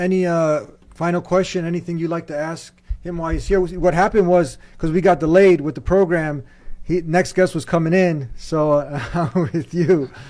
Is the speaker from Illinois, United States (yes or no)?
yes; Chicago, Illinois, United States; So I'm from Chicago, also.